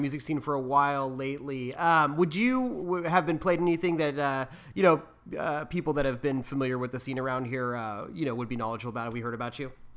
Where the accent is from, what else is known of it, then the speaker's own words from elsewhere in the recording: Sacramento, California, United States; We're from Sacramento.